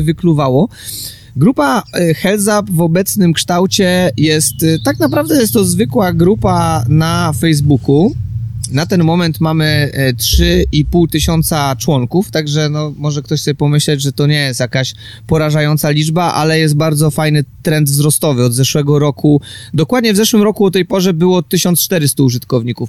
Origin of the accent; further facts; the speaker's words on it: Łódź, Łódź Voivodeship, Poland; mieszkam na co dzień w Łodzi, pochodzę z Łodzi